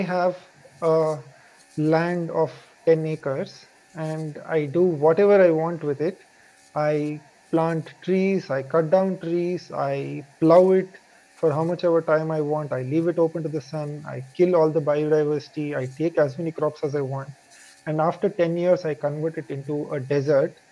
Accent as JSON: {"language": "English", "country": "India", "said": "I am from India"}